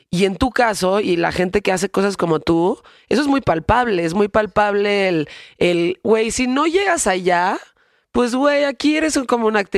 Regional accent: Mexico; como mujeres y como mexicanos

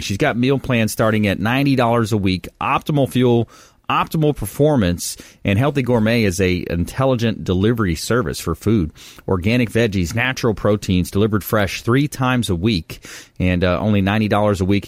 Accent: Florida, United States; growing up in Florida

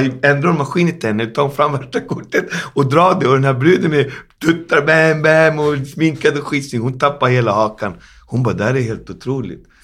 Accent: Sweden; Jag är ändå född i Sverige, min mamma är svenska och jag växte upp på 80-talet

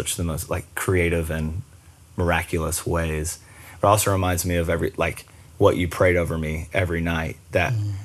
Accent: Myrtle Beach, South Carolina, United States; also born or lived in Charleston, South Carolina; we moved to Charleston from Myrtle Beach

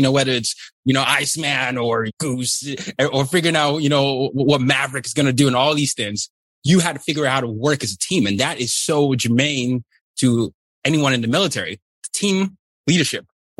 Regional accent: Nigeria; English is a second language; I went to boarding school. I'm from Nigeria and we had a lot of that.

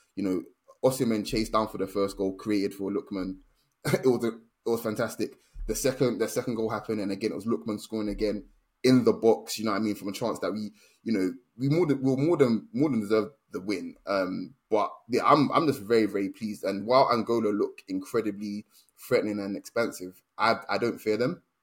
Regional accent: Nigeria; being Nigerian

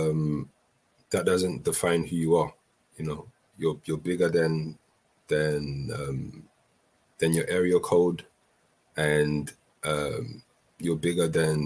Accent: London, United Kingdom; also born or lived in Brazzaville, Republic of the Congo; me just growing up in London and what I've experienced. And I grew up in a time where, you know, knife crime was at its peak

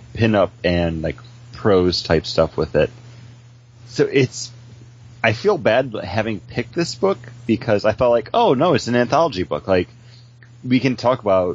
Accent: Buffalo, New York, United States; now in Orlando, United States; I'm a New Yorker. I mean, spent my entire life in Buffalo

